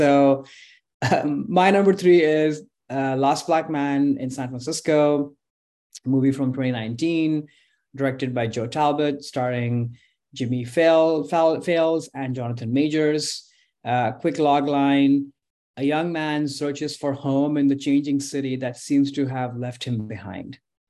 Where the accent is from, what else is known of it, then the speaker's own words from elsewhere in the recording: India; now in United States; And as somebody, you know, who's moved his whole life, growing up in India, different parts of the country there, but then also in this country